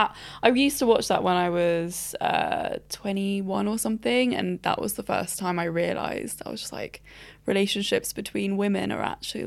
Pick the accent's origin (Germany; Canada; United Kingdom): United Kingdom; Brighton, South East England; I grew up in Brighton, which is the craziest part of it